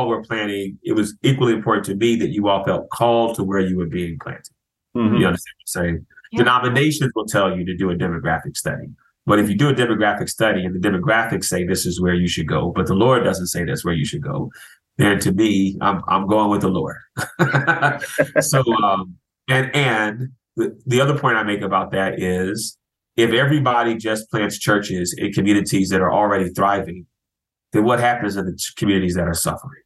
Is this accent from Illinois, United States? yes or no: yes; Chicago, Illinois, United States; moved away as an adult; also born or lived in Florida; now in Philadelphia, United States; I'm from Chicago originally